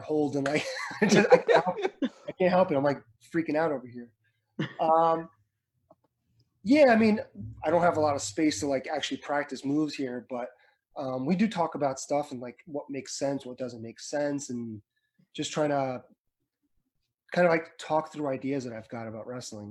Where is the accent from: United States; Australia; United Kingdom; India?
United States; Edison, New Jersey; I was from Edison, New Jersey.